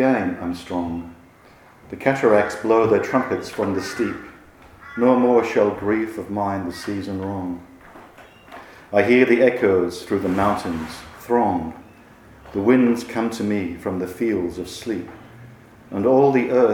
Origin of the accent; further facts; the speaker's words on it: Manchester, North West England, United Kingdom; I grew up in Manchester